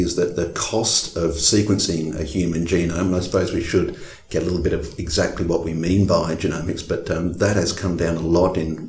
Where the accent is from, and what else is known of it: Australia